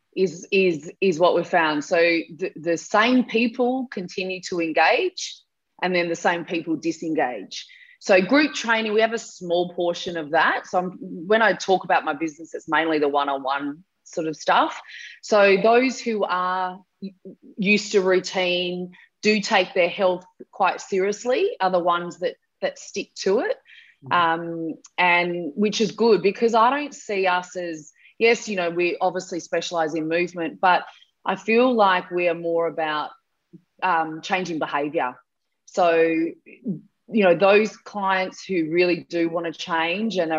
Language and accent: English; Mount Gambier, South Australia, Australia; So I was from Mount Gambier in South Australia.